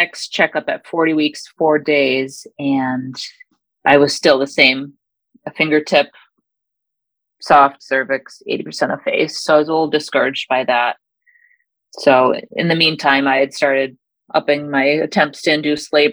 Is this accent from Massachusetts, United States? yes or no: yes; Massachusetts, United States; now in Michigan, United States; I live in Michigan, but I'm originally from Massachusetts